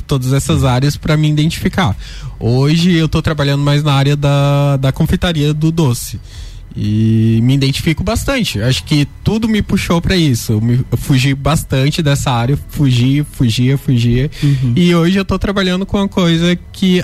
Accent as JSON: {"language": "Portuguese", "region": "northern Pará", "country": "Brazil", "moved": "as an adult", "lives_now": "Lages, Brazil", "said": "eu vim lá do norte do Pará. E, tipo, atravessei o Brasil inteiro pra fazer uma faculdade"}